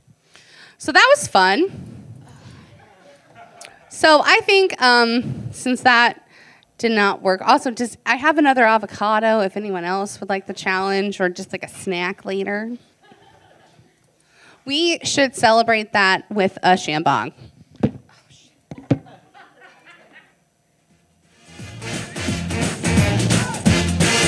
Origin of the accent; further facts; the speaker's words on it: Iowa, United States; I'm from Iowa